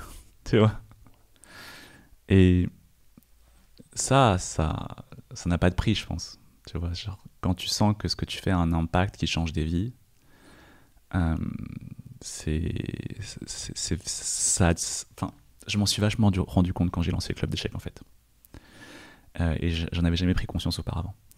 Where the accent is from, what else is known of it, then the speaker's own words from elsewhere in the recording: France; quand j'ai grandi en France, bah, on m'a envoyé à mes origines chinoises